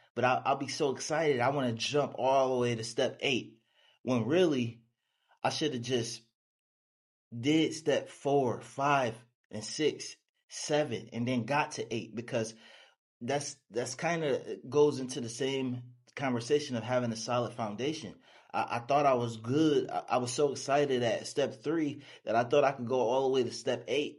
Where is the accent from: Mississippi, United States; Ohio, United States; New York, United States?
New York, United States; Buffalo; also born or lived in Dallas, Texas; now in Houston, United States; I'm from Buffalo, New York, a small town. Uh, I moved to Texas